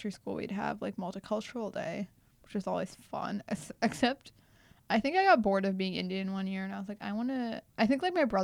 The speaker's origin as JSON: {"language": "English", "town": "Dallas", "region": "Texas", "country": "United States", "tie": "born or raised there", "first_language": "Telugu", "moved": "as an adult", "lives_now": "Michigan, United States", "said": "I am from Texas. I grew up in, like, Dallas. Like, so everyone was Hispanic. It wasn't like everyone was white. I guess we're non white Hispanic or white."}